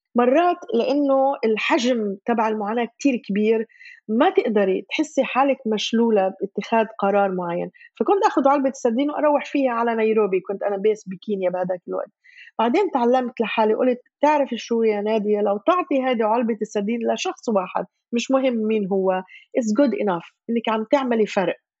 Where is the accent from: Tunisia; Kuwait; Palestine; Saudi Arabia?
Palestine; Gaza, Gaza Strip; moved away as an adult; also born or lived in Jerusalem; ولدت وعشت بغزه